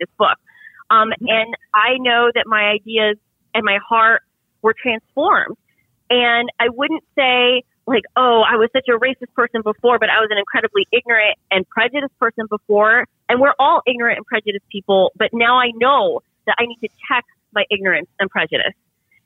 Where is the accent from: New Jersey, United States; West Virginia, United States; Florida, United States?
Florida, United States; Central; I grew up for most of my childhood thoroughly middle class, and those in a small town in Central Florida